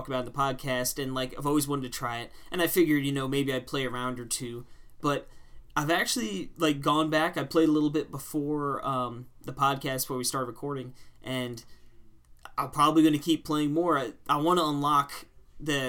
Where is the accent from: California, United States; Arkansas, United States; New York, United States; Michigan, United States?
New York, United States; Long Island; my hometown. They have a Long Island course